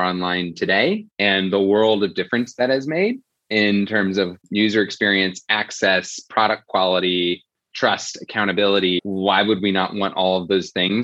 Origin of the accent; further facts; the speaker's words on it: Fort Wayne, Indiana, United States; also born or lived in Philadelphia; now in New York City, United States; Fort Wayne, Indiana, my hometown, New York City, my adopted town